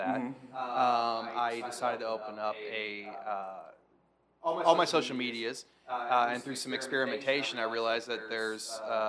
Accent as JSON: {"language": "English", "region": "Arizona", "country": "United States", "moved": "yes", "lives_now": "Dayton, United States", "said": "Well, I'm originally from the desert in Arizona."}